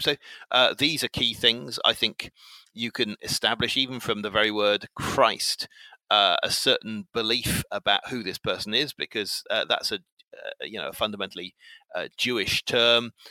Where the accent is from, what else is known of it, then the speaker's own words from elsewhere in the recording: England, United Kingdom; I'm uh, 48 and I'm English